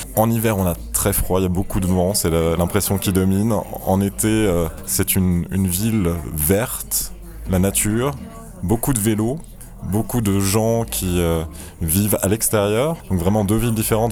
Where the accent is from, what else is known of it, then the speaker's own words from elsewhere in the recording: France; now in Berlin, Germany; en tant que Français